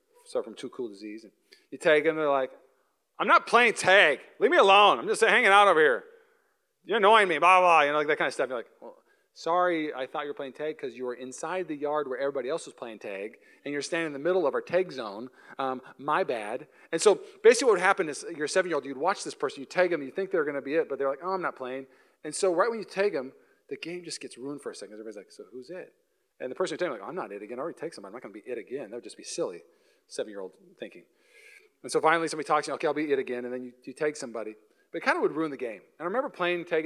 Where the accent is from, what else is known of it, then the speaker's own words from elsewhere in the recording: Washington, United States; accent: Canadian; now in Walnut Creek, United States; I'm from Washington, so I say bag and tag